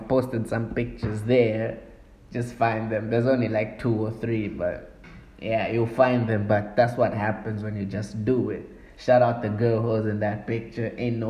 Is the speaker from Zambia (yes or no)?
yes; Zambia; I'm from Zambia